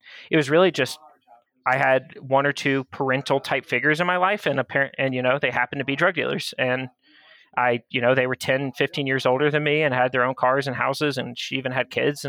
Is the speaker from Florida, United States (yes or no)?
yes; Florida, United States; born or raised there; also born or lived in Georgia